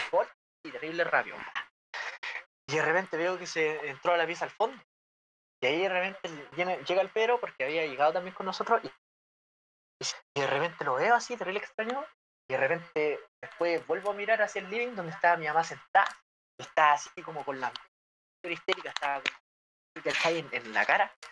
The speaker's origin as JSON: {"language": "Spanish", "region": "Valparaíso", "country": "Chile", "said": "soy porteño nivel, soy porteño nivel 100"}